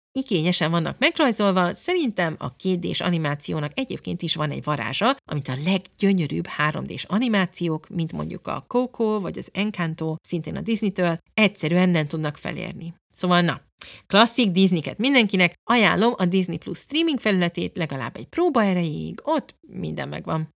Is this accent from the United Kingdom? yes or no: yes; England, United Kingdom; moved away; én, mint egy kilencvenes évek első felében cseperedő kislány Angliában, konkrétan ezeken nőttem fel